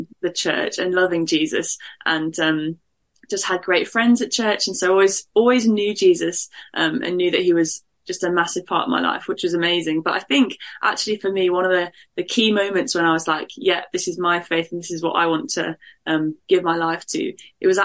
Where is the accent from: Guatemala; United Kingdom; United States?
United Kingdom; Birmingham, West Midlands; moved away as an adult; now in Nottingham, United Kingdom; I am from the Midlands, from a city called Birmingham, which is the second biggest city. Grew up there, loved it.